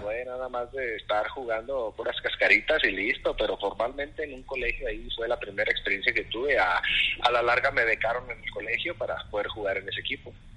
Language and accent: Spanish; Ciudad Juárez, Chihuahua, Mexico; moved away as an adult; yo soy nacido en Ciudad Juárez, Chihuahua. Es ahí en el norte de la República. Este, ahí pues estuvimos viviendo aproximadamente 32 años